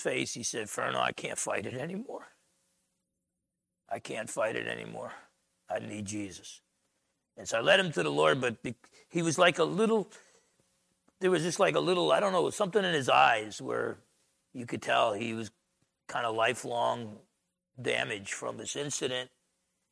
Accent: New Jersey, United States; moved away; I'm from Jersey.

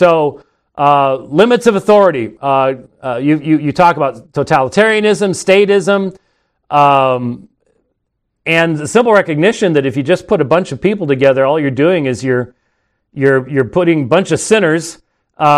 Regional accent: Scotland, United Kingdom; I'm Scottish. So it's just sort of, you know, it's always raining and dreary in Scotland

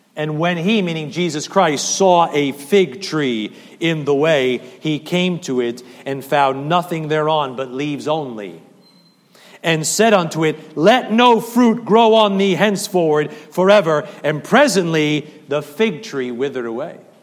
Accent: New Jersey, United States; I am a Jersey boy

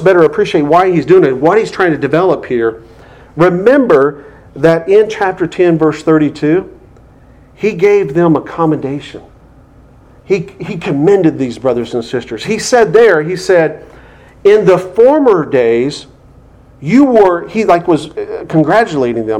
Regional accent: United States; us as American Christians

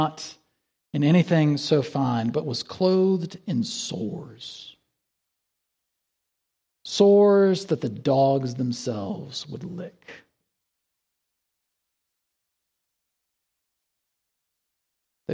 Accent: South Carolina, United States; moved away; In my home state of South Carolina, we've got the Gray Man. There was an old truss bridge between my hometown and the state capital

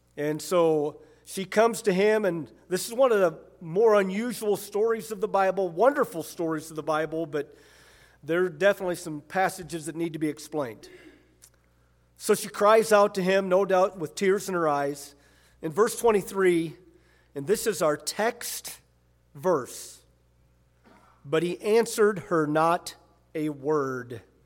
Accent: Michigan, United States; I'm from Michigan

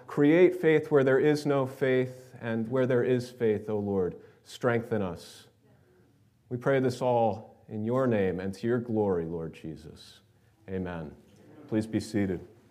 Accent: New York, United States; are you from New York? And they say, yeah, yeah, we're from New York. And we, oh, we are too

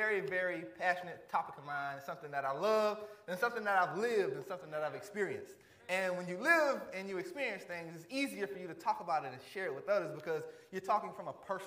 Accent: Varnville, South Carolina, United States; Varnville, Hampton County, where I grew up in South Carolina

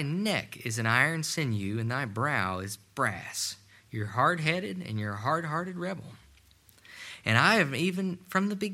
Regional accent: Ashland, Kentucky, United States; I grew up in a steel town. I grew up in Ashland, Kentucky.

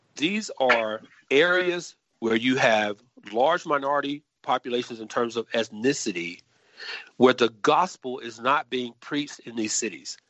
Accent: Atlanta, Georgia, United States; I'm originally from Atlanta, Georgia, native of Atlanta, born and raised in some of the most dangerous inner city housing projects on the west side of that city

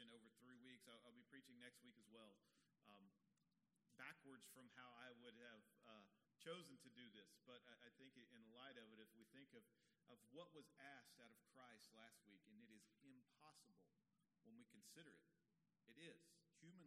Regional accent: Texas, United States; As a young boy growing up in Texas

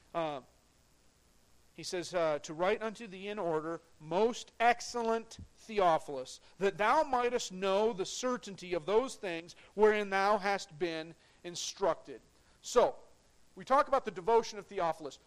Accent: United States; I'm proud to be an American, but I'm a citizen of heaven before I'm an American

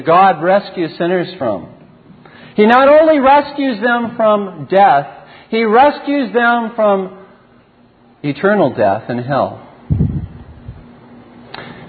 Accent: Southern California, United States; growing up in Southern California, that's right, I'm not a Canadian

